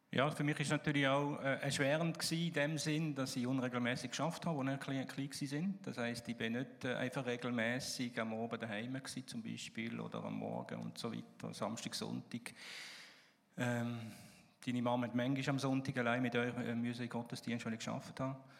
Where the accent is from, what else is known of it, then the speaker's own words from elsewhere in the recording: Alsace, Grand Est, France; Ich bin übrigens im Elsass aufgewachsen